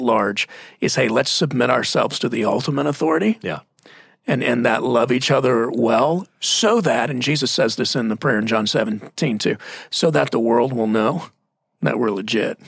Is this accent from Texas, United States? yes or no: yes; Texas, United States; moved away; I'm from Texas